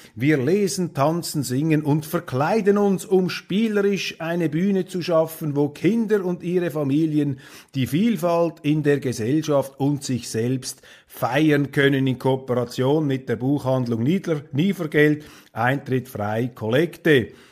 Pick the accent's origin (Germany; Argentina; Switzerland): Switzerland; als Schweizer